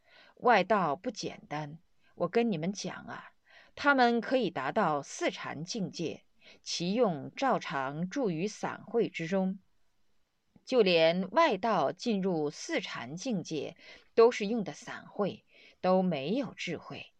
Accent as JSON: {"language": "Chinese", "region": "Sichuan", "country": "China", "tie": "born or raised there", "said": "刚刚来了以后是到河南，后几年住在我的家乡，在雾中山建立的庙宇。"}